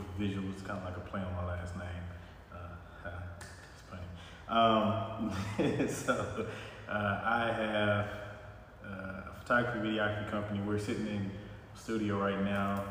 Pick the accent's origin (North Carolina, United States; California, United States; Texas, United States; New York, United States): Texas, United States; Houston; moved away as an adult; also born or lived in South Florida; now in Atlanta, United States; I'm born and bred, Houston, Texas, H-Town